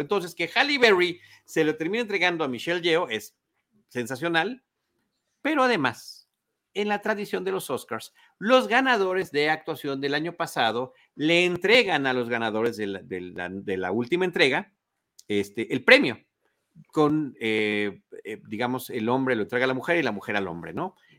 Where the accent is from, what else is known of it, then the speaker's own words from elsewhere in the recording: Mexico; como mexicanos